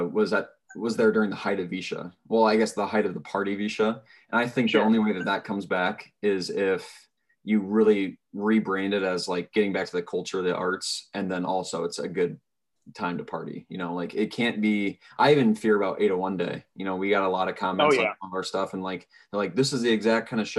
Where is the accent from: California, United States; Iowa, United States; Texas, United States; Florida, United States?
Iowa, United States; Pella; I'm from Pella